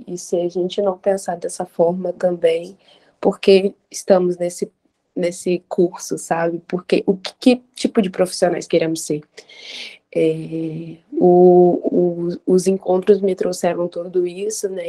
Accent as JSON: {"language": "Portuguese", "town": "Vitória", "region": "Espírito Santo", "country": "Brazil", "said": "sou daqui do Espírito Santo, de Vitória"}